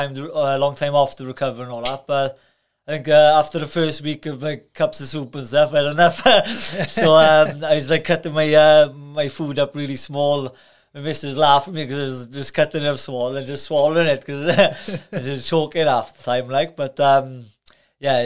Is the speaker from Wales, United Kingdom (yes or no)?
yes; Carmarthen, Wales, United Kingdom; I was born in Carmarthen